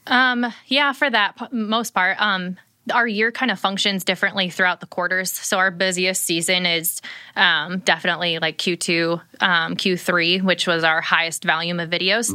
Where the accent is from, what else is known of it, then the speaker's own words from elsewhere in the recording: Ohio, United States; moved away; I grew up in Ohio